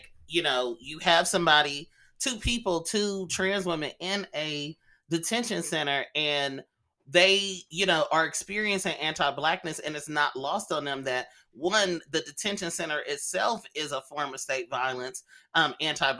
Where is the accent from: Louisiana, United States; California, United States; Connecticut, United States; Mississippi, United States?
California, United States; Oakland; also born or lived in Los Angeles; living in Oakland, a place where, you know, I'm around people who are Vietnamese and I grew up around Mexican people